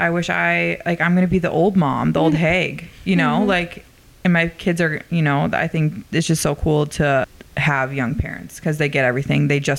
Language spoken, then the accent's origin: English; Fargo, North Dakota, United States; I'm from North Dakota.